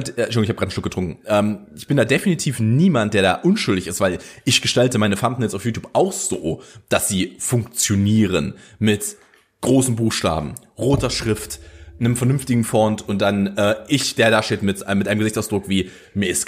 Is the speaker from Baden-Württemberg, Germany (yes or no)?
no; Saxony-Anhalt, Germany; die Mitteldeutsche Zeitung, die ist relativ groß in dem Ra äh, Raum, wo ich aufgewachsen bin. Also auch hier in Halle ist sie relativ groß.